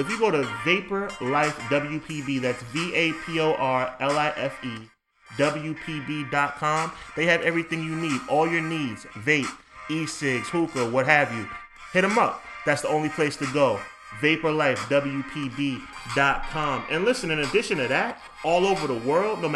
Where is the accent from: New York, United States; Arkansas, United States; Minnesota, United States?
New York, United States; this show is recorded right here in New York in my hometown